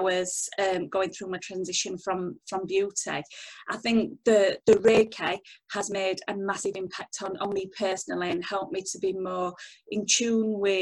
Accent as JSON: {"language": "English", "country": "United Kingdom", "said": "we're British"}